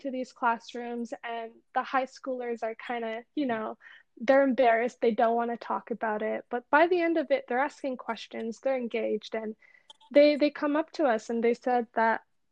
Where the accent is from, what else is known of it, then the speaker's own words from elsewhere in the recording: Toronto, Ontario, Canada; I was born and raised in Toronto, Canada